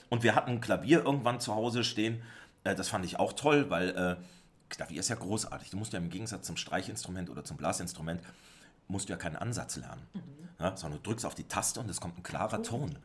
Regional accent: Southern Germany, Germany; moved away; also born or lived in Austria; Ich selbst bin ja äh, Deutscher und zwar Süddeutscher.

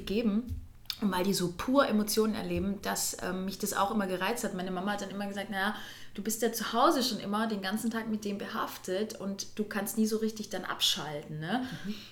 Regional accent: Furtwangen, Baden-Württemberg, Germany; Also wo ich herkomme, ich bin auf der höchstgelegenen Schule Deutschlands zur Schule gegangen. Das ist, die nennt sich halt Eliteschule des Sports, weil dort auch das Skiinternat ist in Furtwangen

